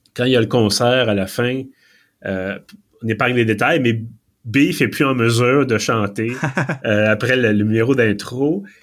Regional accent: Quebec, Canada; accent: Québécois; mon bel accent québécois

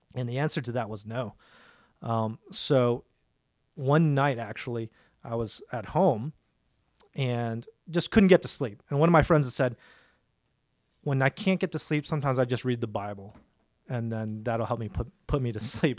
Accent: Dallas, Texas, United States; I was born in Dallas, born and raised in Dallas at uh, Presbyterian Hospital on Walnut Hill.

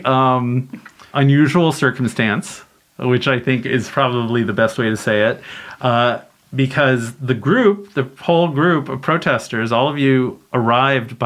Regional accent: Canada; as a Canadian

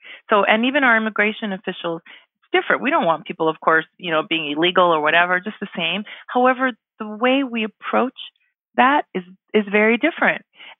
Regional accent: Canada; also born or lived in Ghana; I'm an immigrant myself in Canada here. I was born in Ghana in West Africa. We moved to Canada when I was 5. So for me, immigration is personal.

